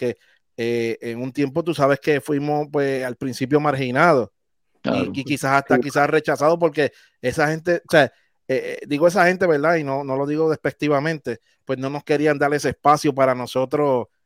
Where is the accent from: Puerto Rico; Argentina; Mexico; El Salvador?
Puerto Rico; desde Nahuatl, Puerto Rico, mi pueblo.